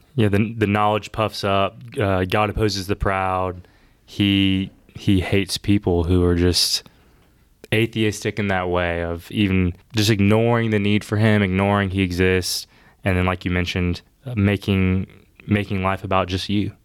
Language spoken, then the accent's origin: English; Bogart, Georgia, United States; now in Augusta, United States; I grew up in Bogart, Georgia, where I went to school kindergarten through twelfth grade